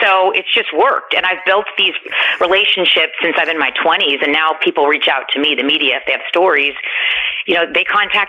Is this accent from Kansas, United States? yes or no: yes; Kansas City, Kansas, United States; also born or lived in Los Angeles; Yeah, when I started, I'm from Kansas City. And then when I lived in L.A. for 10 years